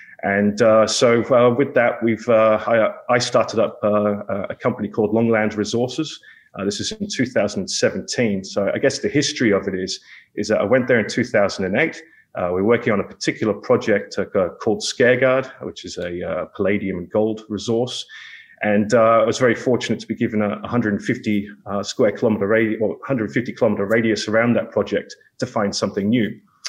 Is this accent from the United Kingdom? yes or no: yes; England, United Kingdom; also born or lived in Australia; I'm from England and educated in Australia.